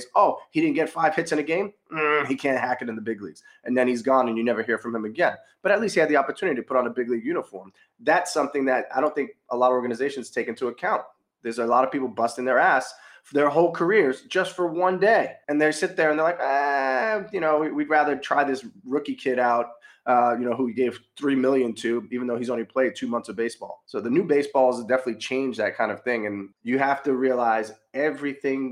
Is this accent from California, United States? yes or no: no; New York, United States; I'm a New Yorker